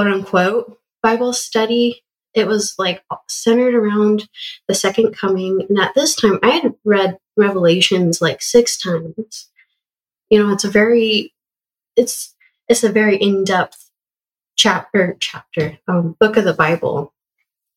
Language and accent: English; Western Colorado, United States; I grew up in Western Colorado